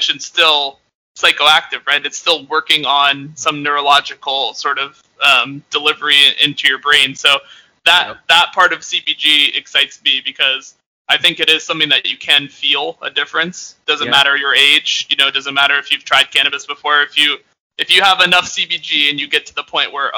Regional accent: Northeast, United States; I'm like from the Northeast

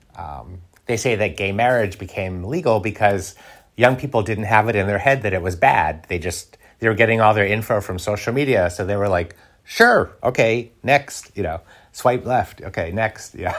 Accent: United States; now in Paris, France; I'm an American

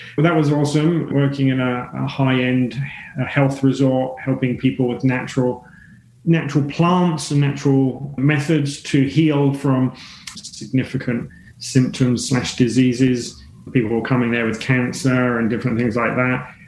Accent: England, United Kingdom; moved away as an adult; now in Australia; even though I'm based in Australia for 21 years now, I'm English originally

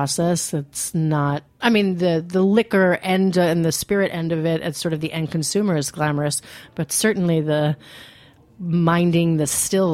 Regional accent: New York, United States; also born or lived in Lancaster County, Pennsylvania; I'm Italian from New York

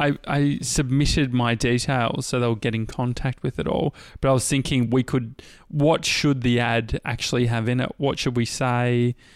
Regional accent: near Dandenong, Victoria, Australia; I grew up near Dandenong.

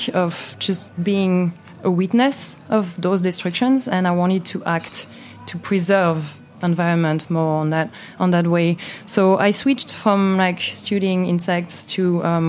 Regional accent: Moselle, Grand Est, France; English is a second language; moved away as an adult; also born or lived in Jura, France; now in New York, United States; I grew up in French Moselle with my parents

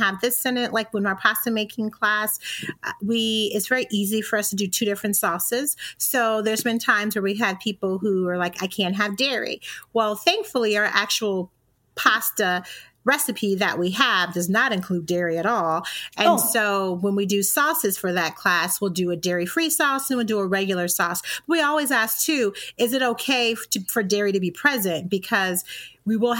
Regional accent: Indiana, United States; also born or lived in Alabama; now in Michigan, United States; I'm originally from Indiana

